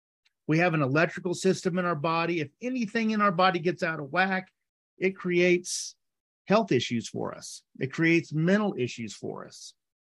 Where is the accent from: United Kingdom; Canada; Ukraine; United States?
United States; the South; I grew up in the South. The South is the Bible Belt.